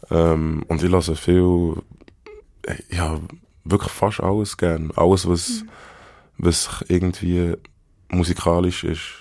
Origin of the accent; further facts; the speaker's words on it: Bern, Switzerland; accent: Bernese German; first language Bernese German; ja, Berndeutsch, Berndeutsch ist meine Muttersprache und ich fühle und ich lebe auf Berndeutsch